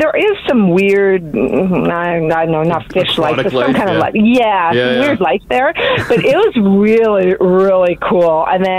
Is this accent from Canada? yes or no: yes; Edmonton, Alberta, Canada; I was born here in Edmonton